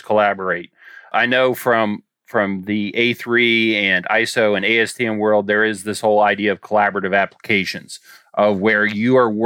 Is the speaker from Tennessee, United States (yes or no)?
yes; Memphis, Tennessee, United States; here in my hometown of Memphis, Tennessee